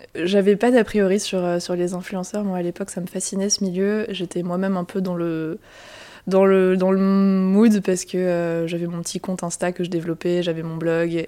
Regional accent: Strasbourg, Grand Est, France; moved away as an adult; also born or lived in Milan / Toulouse; now in Paris, France; je viens de Strasbourg, de l'Alsace

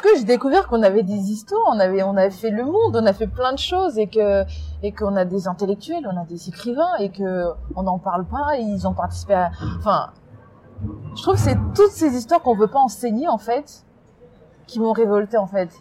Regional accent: France; also born or lived in Congo; j'ai vécu là-bas jusqu'à 7 ans, mais j'ai passé toute ma scolarité ici, toute ma vie elle est ici

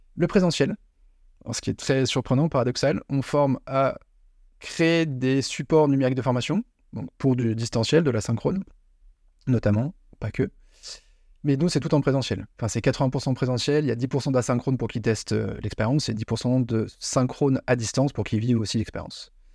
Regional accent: Paris, Île-de-France, France; moved away as an adult; now in Lyon, France; le parisien à la base

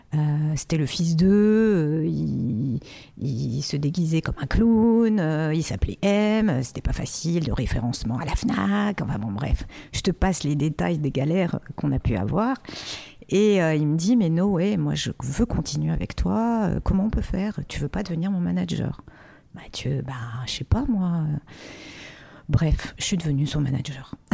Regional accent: Casablanca, Casablanca-Settat, Morocco; now in France; D'où je viens Je suis née à Casablanca au Maroc

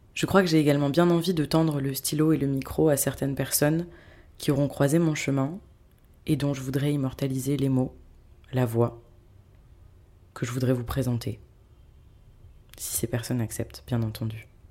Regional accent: France; moved away as an adult; also born or lived in Bordeaux / Paris; now in Cairo, Egypt; j'ai quitté la France et me suis installée au Caire, en Égypte.

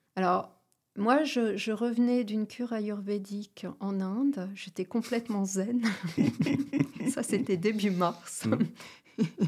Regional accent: Ch'ti, Hauts-de-France, France; je suis ch'ti

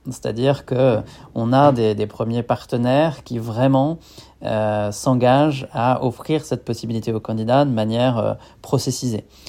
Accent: Niort, Nouvelle-Aquitaine, France; moved away as an adult; now in Lyon, France; je suis originaire de, l'ouest de la France, de la ville de Niort

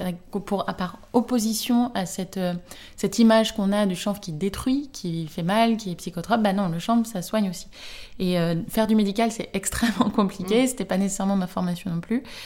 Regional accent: near Rennes, Brittany, France; now in Nantes, France; j'habite à Nantes, j'ai grandi à côté de Rennes, dans une petite ville

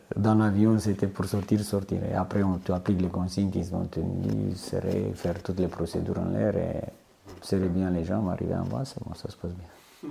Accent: Romania; French is a second language; moved away as an adult; also born or lived in French Guiana / Corsica; now in Calvi, France

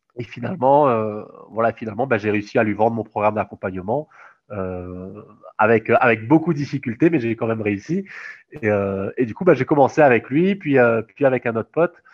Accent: Réunion; moved away as an adult; also born or lived in Toulouse, France; moi, je suis réunionnais

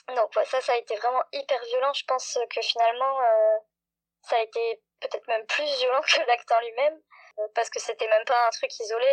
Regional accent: Montpellier, Occitania, France; très loin de chez moi à Montpellier

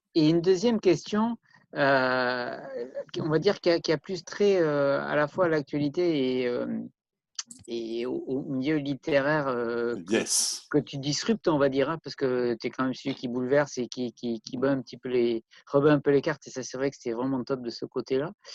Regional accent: Bordeaux, Nouvelle-Aquitaine, France; je suis bordelais à la base

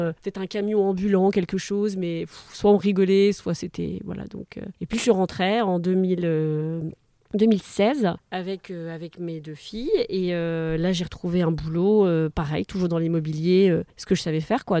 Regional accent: French Flanders, near Hazebrouck, Hauts-de-France, France; j'ai grandi dans les Flandres, euh, près d'Asbrook

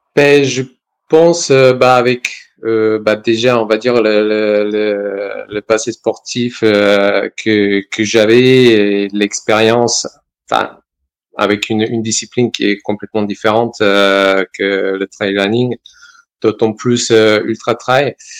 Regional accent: Serbia; also born or lived in Valence, France; now in France; Donc, je suis né en Serbie, je suis venu en France

